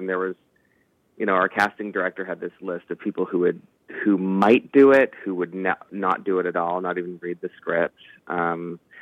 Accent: Canada; we're Canadian filmmakers

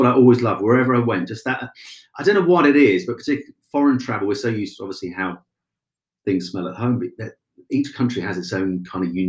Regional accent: Cromer, East of England, United Kingdom; Cromer in Norfolk, my hometown

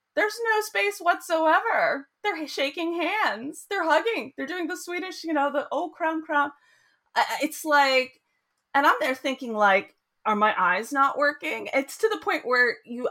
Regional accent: United States; moved away as an adult; also born or lived in Boston; now in Sweden; I grew up in the United States

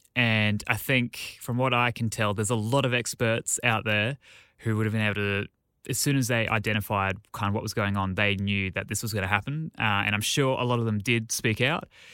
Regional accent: Australia; as an Australian.

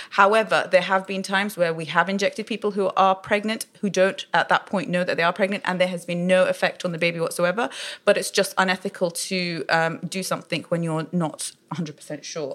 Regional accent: London, United Kingdom; So I was born in London. Uh, my parents are of Iraqi origin. Um, wow. I studied my whole life here

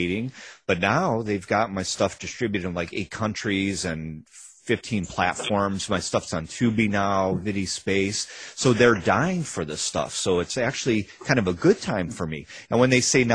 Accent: Chicago, Illinois, United States; We grew up in Chicago on the Northwest side

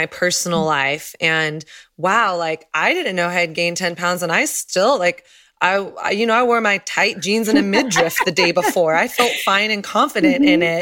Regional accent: the South, United States; I grew up in the South where it's like everything was focused on image

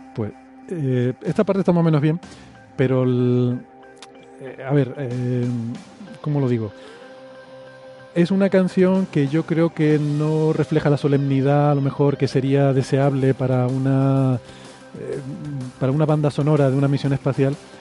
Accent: Canary Islands, Spain; la pronunciación, incluso la S, por ejemplo, en, Canarias la, la, hacemos más suave

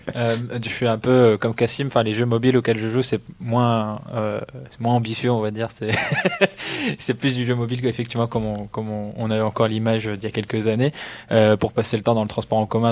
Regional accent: Belgium; en tant que belge

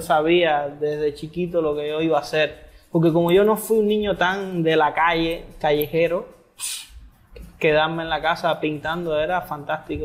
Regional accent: Havana, Cuba; moved away as an adult; also born or lived in Holbox, Mexico; now in Yucatán, Mexico; yo vengo de Cuba, de La Habana, Cuba

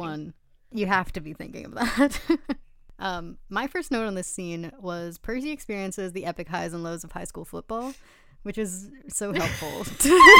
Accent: Westport, Connecticut, United States; going to the beach growing up in Westport

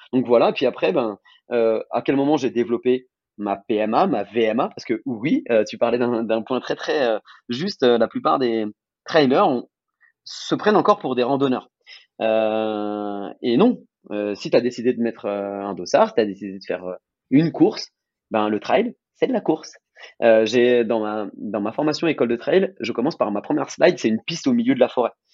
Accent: France; en tant que Français

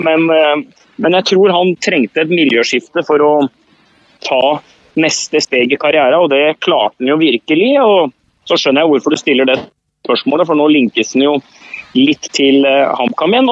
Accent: Hamar, Innlandet, Norway; Jeg er jo fra Hamar

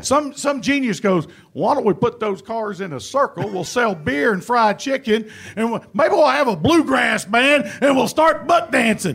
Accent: Danville, Virginia, United States; moved away as an adult; also born or lived in Ohio; I grew up in Danville, Virginia

